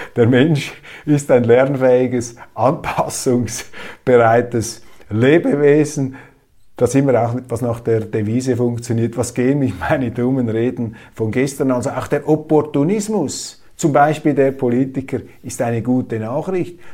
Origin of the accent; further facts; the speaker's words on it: Switzerland; Ich sehe sie als Schweizer